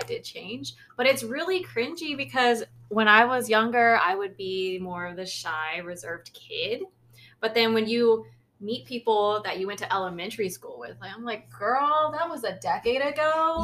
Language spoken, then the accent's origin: English; United States; my parents are from Lao, so I'm Lao, but I was born in America